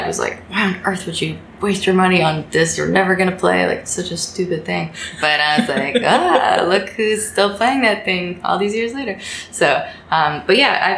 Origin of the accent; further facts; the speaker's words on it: the DC suburbs, Virginia, United States; moved away as an adult; now in New York City, United States; I live in New York City. I'm originally from Virginia, the DC suburbs, but I've been here about 6-7 years now